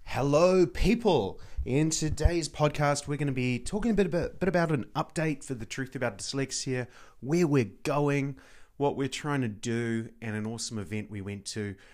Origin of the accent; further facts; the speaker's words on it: New Zealand; a Kiwi, t, uh, as an, as New Zealander